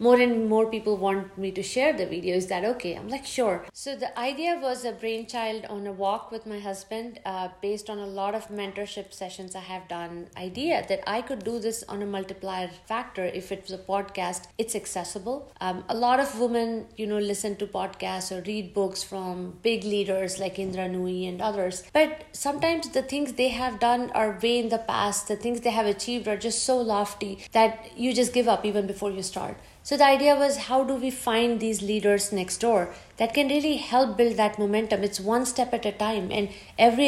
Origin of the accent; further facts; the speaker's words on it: India; moved away as an adult; I grew up in India. Came here after my grad school for another grad degree. I have been here almost 26 years now